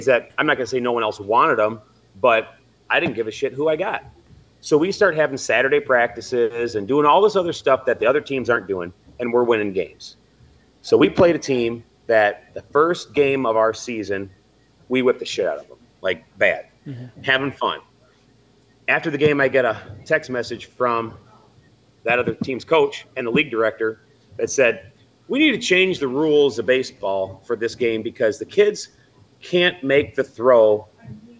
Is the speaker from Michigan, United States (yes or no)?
yes; St. Joseph, Michigan, United States; I grew up in St. Joe, went to St. Joe schools.